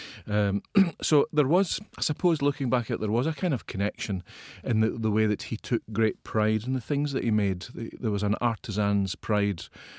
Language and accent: English; Ayrshire, Scotland, United Kingdom; I'm from the west of Scotland.